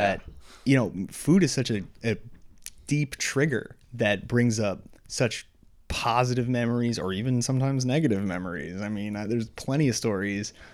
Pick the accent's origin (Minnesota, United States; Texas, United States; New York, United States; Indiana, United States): New York, United States; moved away as an adult; now in Boston area, United States; I grew up in New York